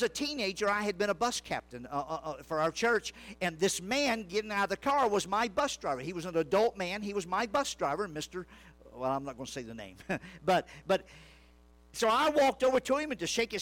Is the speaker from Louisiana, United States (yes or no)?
yes; Louisiana, United States; I grew up in Louisiana, in the bayous and edge of the swamps